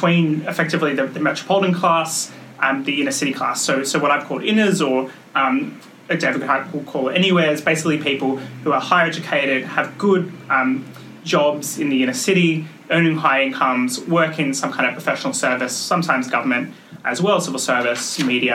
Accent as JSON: {"language": "English", "country": "Australia", "said": "I come from Australia, where we have basically the low-quality Xerox version of the BBC"}